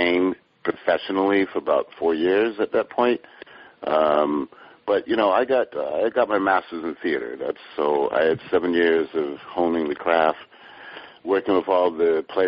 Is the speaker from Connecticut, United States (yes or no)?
yes; Hartford, Connecticut, United States; I grew up in Hartford, Connecticut, which is just in the same pocket as every other dysfunctional hood in America.